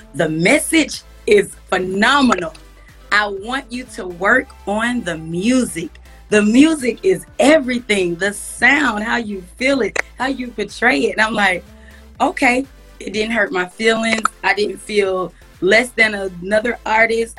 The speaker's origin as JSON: {"language": "English", "town": "Atlanta", "region": "Georgia", "country": "United States", "tie": "born or raised there", "said": "I grew up in Atlanta, Georgia"}